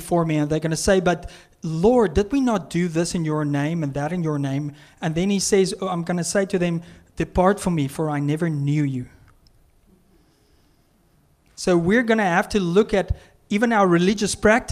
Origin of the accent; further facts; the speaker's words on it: South Africa; now in Canada; I'm from South Africa